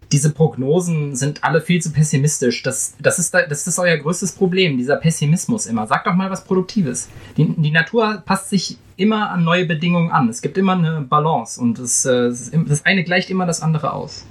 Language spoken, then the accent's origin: German; Germany; ich als Deutscher